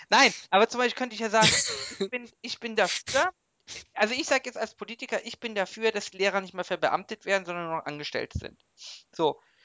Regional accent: Germany; als Deutscher

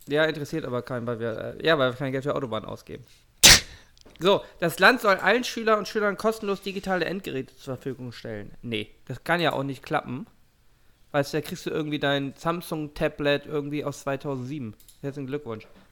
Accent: Hamburg, Germany; ich bin in Hamburg aufgewachsen

